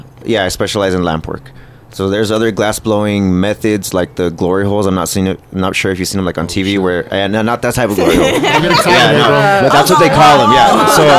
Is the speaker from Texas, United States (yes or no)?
yes; Sparks, Texas, United States; Yeah, I grew up in Sparks, so, and my family was, like, one of the first ones in the, like, they were one of the first families in that area, so when we grew up, like, we didn't have plumbing